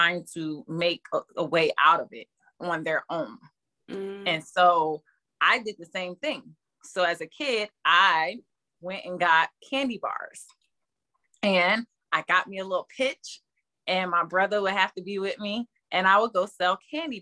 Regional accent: Newark, New Jersey, United States; I come from Newark, New Jersey, and it's the hood. And so growing up, my family kind of protected me a little bit from the hood. So I was allowed to only sit on my porch.

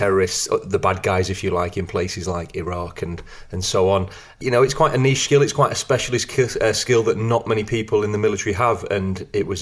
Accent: Blackpool, North West England, United Kingdom; I grew up in Blackpool

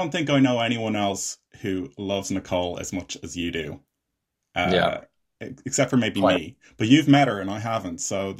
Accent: Ireland; I'm an Irish filmmaker and actor.

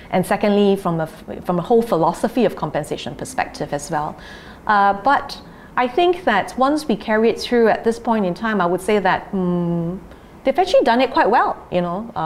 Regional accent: Singapore; we're Singaporean

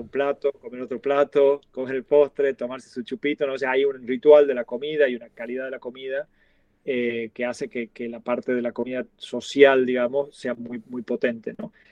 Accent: Tucumán, Argentina; now in Barcelona, Spain; la empanada de Tucumán, que es de donde soy yo.

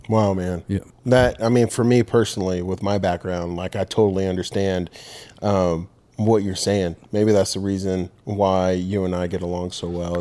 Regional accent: Rancho Cucamonga, California, United States; moved away as an adult; now in Dothan, United States; we grew up in Rancho Cucamonga, California

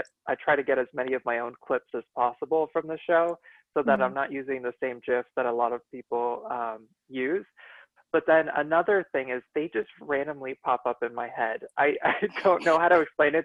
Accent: Miami, Florida, United States; moved away as an adult; now in Washington, D.C. area, United States; I was born and raised in Miami, and I just moved to the DC area 2 years ago

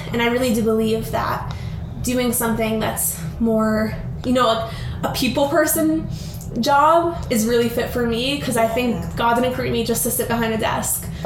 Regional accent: Albany, New York, United States; We're originally from Albany, New York, which is upstate New York

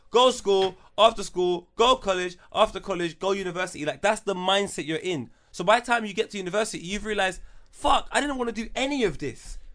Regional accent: London, United Kingdom; also born or lived in Wood Green; Tottenham 'cause that's where I'm from

